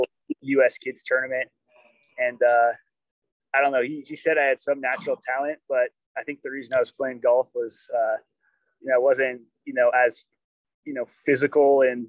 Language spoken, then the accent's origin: English; Danville, California, United States; So I'm from, Danville, California.